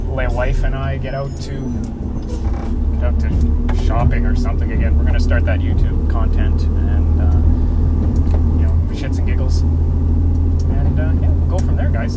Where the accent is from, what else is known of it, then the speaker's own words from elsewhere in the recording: Canada; I'm Canadian